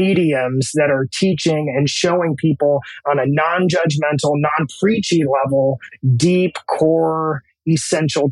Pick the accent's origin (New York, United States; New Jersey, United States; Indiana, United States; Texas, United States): Indiana, United States; Columbus; born or raised there